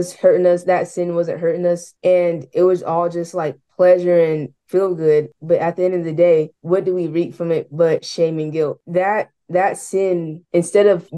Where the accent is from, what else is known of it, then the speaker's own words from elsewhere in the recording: Oklahoma City, Oklahoma, United States; I'm 15 years old. I'm from Oklahoma City